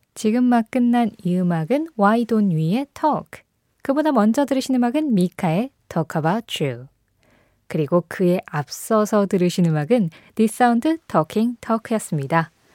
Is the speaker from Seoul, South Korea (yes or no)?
yes; Seoul, South Korea; 저는 서울에서 태어났고 수도권에서 계속 자랐거든요. 지금은 또 서울에 살고 있고.